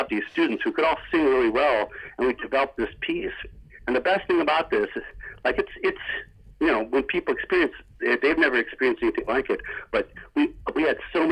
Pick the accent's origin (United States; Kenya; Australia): United States; Athens, Ohio; I grew up in Appalachia, Athens, Ohio, the Appalachian region